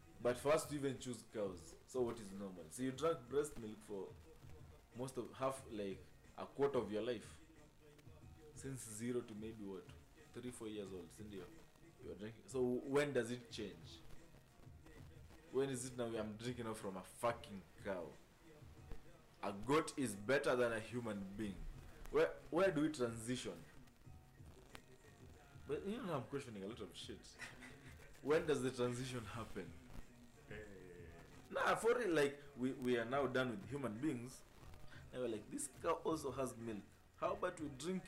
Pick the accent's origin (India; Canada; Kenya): Kenya